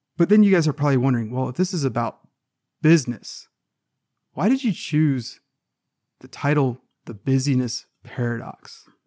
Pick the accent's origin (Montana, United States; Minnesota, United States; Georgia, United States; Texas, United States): Georgia, United States; Savannah; I, am from Savannah, Georgia. I'm, i grew up in the South